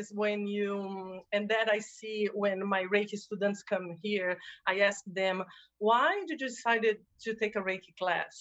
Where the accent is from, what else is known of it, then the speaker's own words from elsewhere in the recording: Brazil; moved away as an adult; also born or lived in New Jersey, United States; now in California, United States; I am originally from Brazil, by the way. So when I relocated from Brazil to the United States